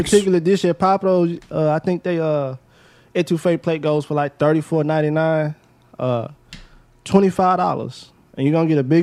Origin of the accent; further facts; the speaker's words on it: United States; I'm from South Park